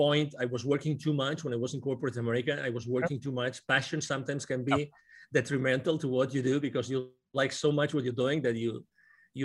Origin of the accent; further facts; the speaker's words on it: near Barcelona, Catalonia, Spain; English is a second language; moved away as an adult; also born or lived in United Kingdom; now in Plano, United States; I was born near Barcelona.